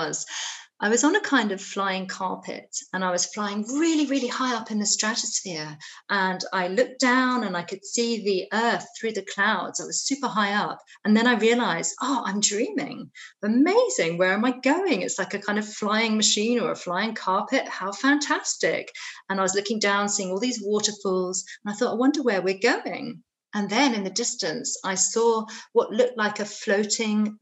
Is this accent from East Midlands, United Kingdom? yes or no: no; Dartmoor, South West England, United Kingdom; I grew up on Dartmoor in England